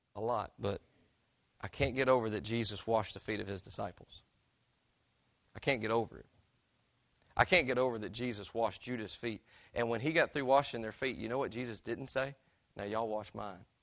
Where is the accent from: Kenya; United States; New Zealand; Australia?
United States; Tennessee; I'm from Tennessee